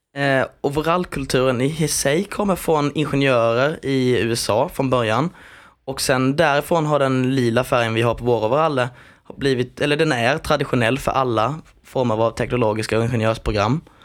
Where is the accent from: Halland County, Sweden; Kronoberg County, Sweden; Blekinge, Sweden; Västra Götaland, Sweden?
Kronoberg County, Sweden; Växjö area; jag är ju här från Växjötrakterna